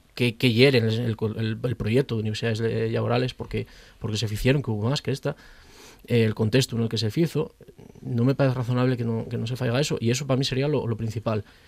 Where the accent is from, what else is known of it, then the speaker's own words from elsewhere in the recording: Pravia, Asturias, Spain; soy, de Pravia, entonces pues, puedo, reivindicar mi concello